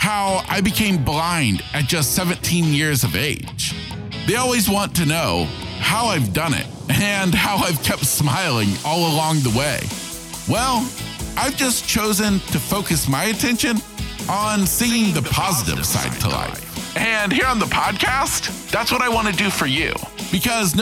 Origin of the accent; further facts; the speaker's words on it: the South, United States; growing up in the South